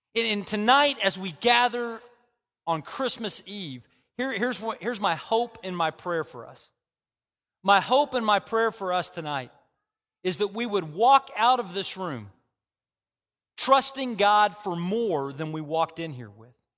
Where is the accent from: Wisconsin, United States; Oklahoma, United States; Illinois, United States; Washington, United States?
Oklahoma, United States; Bartlesville; moved away; I've been in Bartlesville, which is my hometown